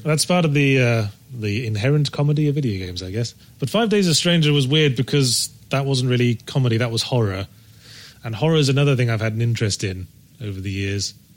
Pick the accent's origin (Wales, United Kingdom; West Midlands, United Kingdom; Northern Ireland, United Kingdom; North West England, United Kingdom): West Midlands, United Kingdom; Rugby; moved away; I was born in Rugby in Warwickshire